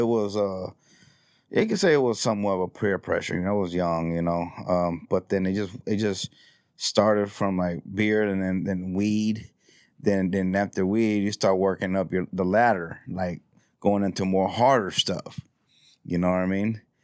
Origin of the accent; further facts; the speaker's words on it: Houston, Texas, United States; also born or lived in Cameron County, Texas; I grew up in this neighborhood